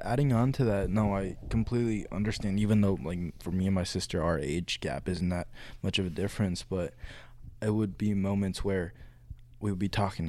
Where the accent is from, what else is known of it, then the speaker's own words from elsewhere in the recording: California, United States; moved away; when I was growing up in California, like elementary school, I was in um public school.